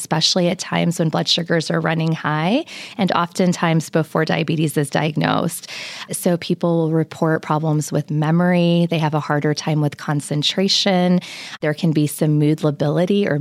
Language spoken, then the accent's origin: English; Lubbock, Texas, United States; I was brought up in Lubbock, and so Lubbock and Texas Tech are certainly home.